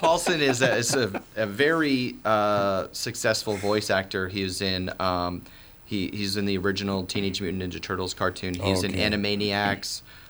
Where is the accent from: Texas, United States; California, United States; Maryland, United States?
Maryland, United States; I'm from the Washington, D.C. area. I grew up in Maryland.